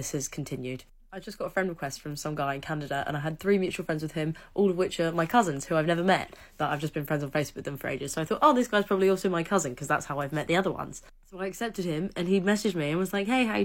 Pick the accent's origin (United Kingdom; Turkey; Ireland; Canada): United Kingdom; England; I'm English